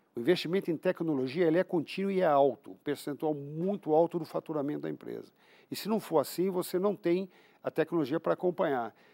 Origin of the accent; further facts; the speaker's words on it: Brazil; Eu sou brasileiro